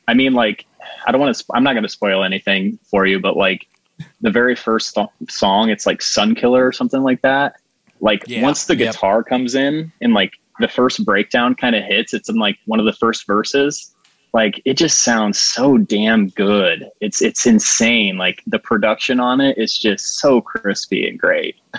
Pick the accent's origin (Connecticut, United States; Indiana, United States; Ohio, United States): Indiana, United States; Plymouth; moved away as an adult; now in Juno Beach area, Florida, United States; I'm from a town called Plymouth, which is like 30 minutes south of like Notre Dame University